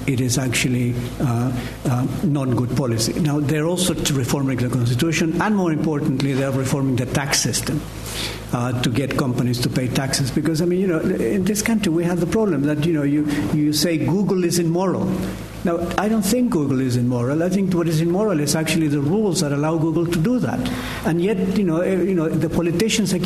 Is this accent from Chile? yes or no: yes; Chile; moved away; I come from Chile